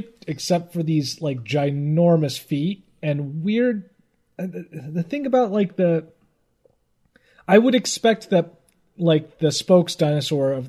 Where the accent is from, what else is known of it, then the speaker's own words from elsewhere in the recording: United States; I'm an American